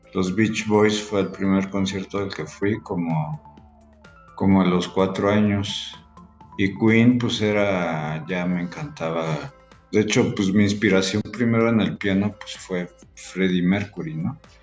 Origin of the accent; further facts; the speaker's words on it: Mexico City, Mexico; moved away as an adult; now in Querétaro, Mexico; yo soy de la Ciudad de México. Este, tengo cinco años aquí.